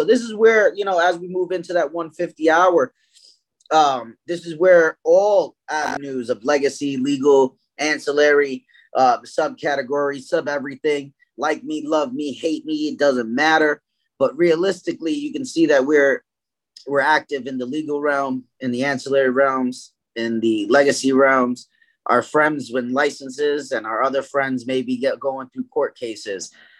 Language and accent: English; Brooklyn, New York, United States; I was from East New York, Brooklyn. I came up here